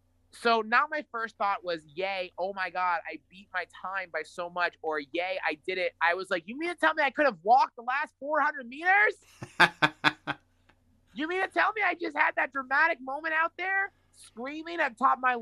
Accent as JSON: {"language": "English", "country": "United States", "said": "This is horrible. I'm an American. Football's like the biggest thing here since like, you know, Buffalo Wings, and I don't know how many yards are in a football field."}